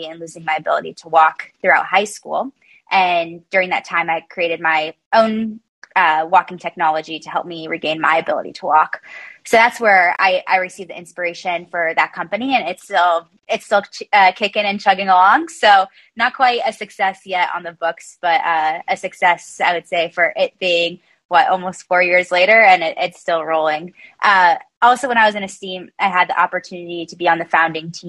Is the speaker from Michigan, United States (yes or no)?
no; South Bend, Indiana, United States; I was born and raised in South Bend, Indiana, which is right in the shadow of the Golden Dome